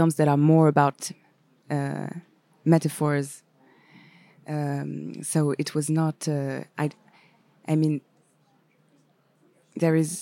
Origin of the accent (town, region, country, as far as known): France; accent: French; first language French; English is a second language; also born or lived in Paris